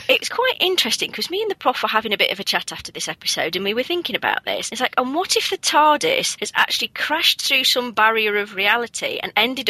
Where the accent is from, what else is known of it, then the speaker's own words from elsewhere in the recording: Nottinghamshire, East Midlands, United Kingdom; Having been born and raised in Nottinghamshire for my sins, not too far from the Major Oak